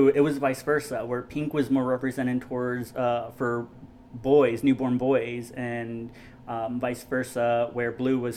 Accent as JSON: {"language": "English", "region": "Texas", "country": "United States", "tie": "born or raised there", "said": "I was definitely born and raised in Central Texas"}